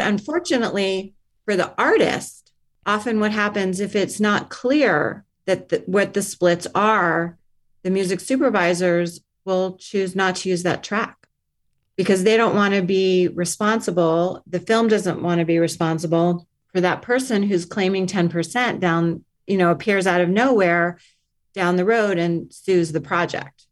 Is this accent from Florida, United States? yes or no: yes; Miami, Florida, United States; also born or lived in Stanford / New York; now in Los Angeles, United States; I grew up in Miami